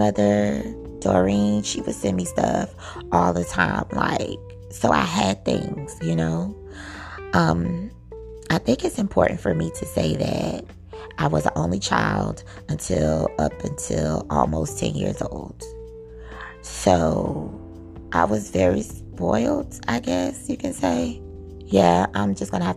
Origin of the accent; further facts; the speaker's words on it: Miami, Florida, United States; accent: Southern; also born or lived in New York; Growing up in Miami, Florida, my mom lived with her grandmother